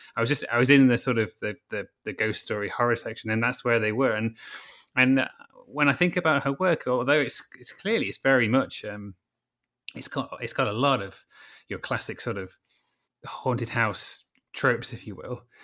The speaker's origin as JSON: {"language": "English", "country": "United Kingdom", "said": "I'm British"}